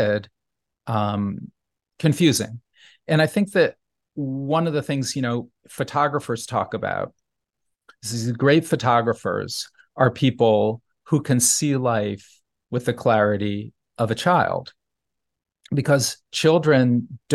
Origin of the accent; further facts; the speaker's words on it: New Haven, Connecticut, United States; when I was a child growing up in New Haven